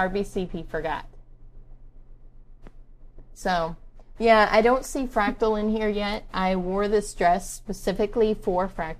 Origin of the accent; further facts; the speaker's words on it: Pennsylvania, United States; I just moved here from Pennsylvania, so... Yeah, I don't know why that weirds everybody out when I call with a Pennsylvania number. I mean, I'm from Pennsylvania.